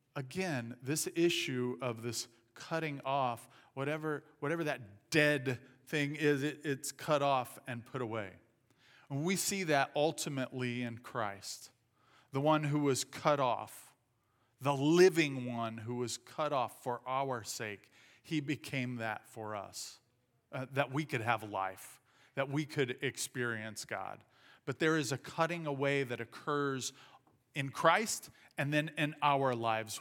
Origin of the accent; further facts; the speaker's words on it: southern Indiana, United States; moved away; I grew up in southern Indiana. Uh, we speak a different language down there.